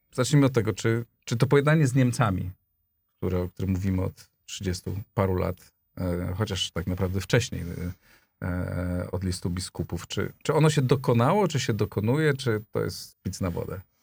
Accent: Greater Poland, Poland; moved away; ja się wychowałem w Wielkopolsce

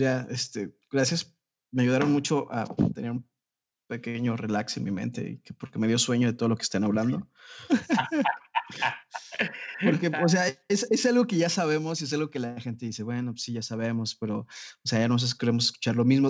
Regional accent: Jalisco, Mexico; aquí en mi tierra, Jalisco

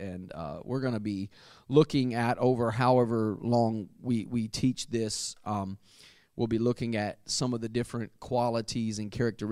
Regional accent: United States; I grew up very near the Mississippi River, the mighty Mississippi, as it's called, and it's about 3/4 of a mile across the bridge that I used to cross over to go from Arkansas to Tennessee

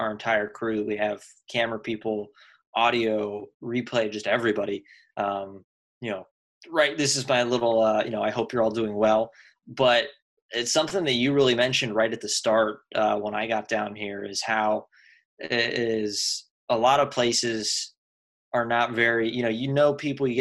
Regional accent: Tooele, Utah, United States; moved away as an adult; also born or lived in Salt Lake City, Utah; I grew up in a small town called Tooele.

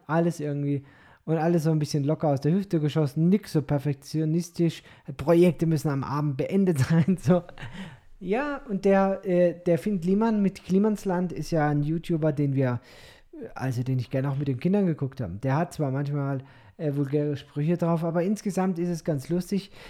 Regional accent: Germany; als Deutscher

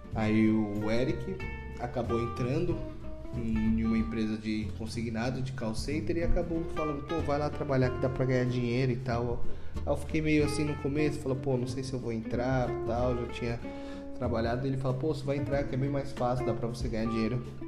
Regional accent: Guarulhos, São Paulo, Brazil; sou nascido em Guarulhos mesmo, sou natural de Guarulhos sou guarulhense nato

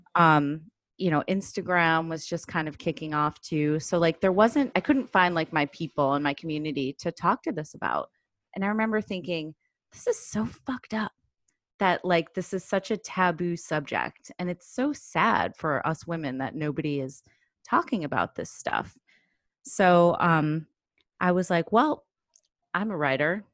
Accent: Chicago, Illinois, United States; now in Brooklyn, United States; I grew up in Chicago, I live in Brooklyn now

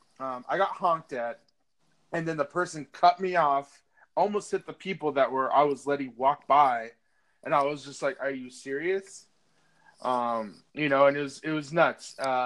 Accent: Boulder, Colorado, United States; I come from Boulder

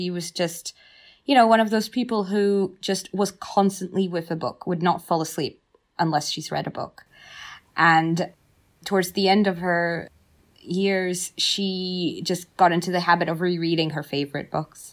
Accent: Slovakia; also born or lived in Abkhazia; I am originally from Abkhazia, which is on the just between the Caucasus Mountains and the Black Sea. But I grew up in Slovakia

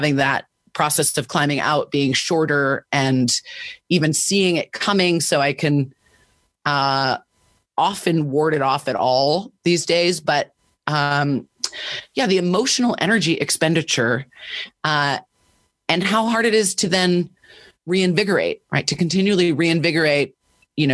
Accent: Washington, District of Columbia, United States; I grew up in Washington, D.C.

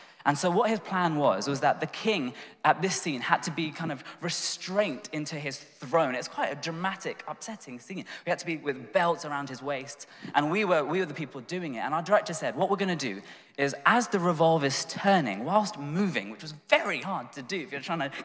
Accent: London, United Kingdom; I'm from Tooting in southwest London, and my dad's from India, mum's from Sri Lanka

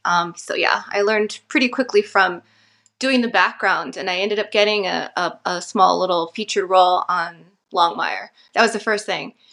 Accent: Santa Fe, New Mexico, United States; also born or lived in Navajo Nation; I'm from Northern New Mexico. I was born in Santa Fe, and I'm currently residing here, um, in Santa Fe for the last four years

